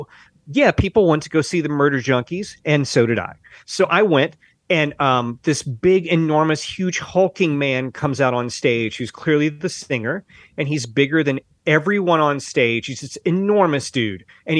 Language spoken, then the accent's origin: English; the American South, United States; We're both from the South, Mark.